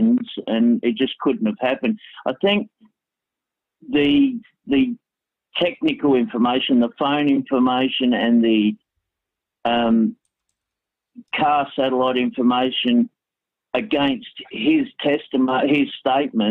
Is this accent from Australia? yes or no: yes; Australia; I'm from Australia